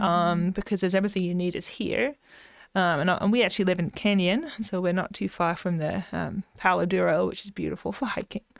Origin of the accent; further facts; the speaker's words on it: England, United Kingdom; moved away as an adult; also born or lived in Kansas; now in Texas, United States; I grew up in a very rural area in England